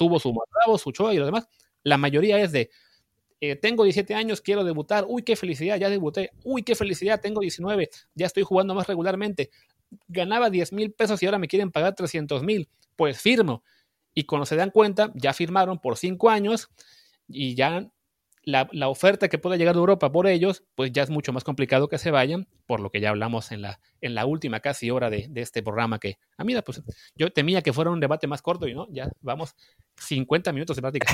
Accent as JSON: {"language": "Spanish", "region": "Veracruz", "country": "Mexico", "said": "yo que soy de Veracruz"}